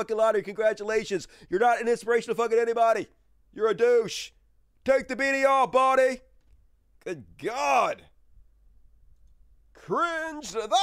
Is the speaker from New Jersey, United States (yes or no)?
no; Mississippi, United States; first language English; I grew up in Mississippi, all mush mouth